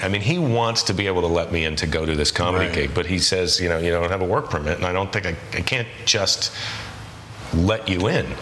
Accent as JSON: {"language": "English", "country": "United States", "said": "as an American"}